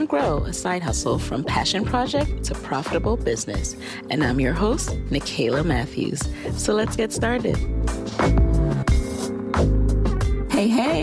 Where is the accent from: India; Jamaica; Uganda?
Jamaica; I'm Jamaican